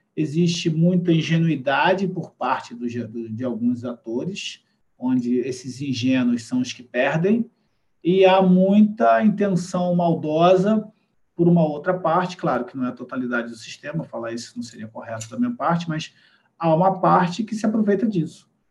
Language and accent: Portuguese; Brazil; a gente aqui no Brasil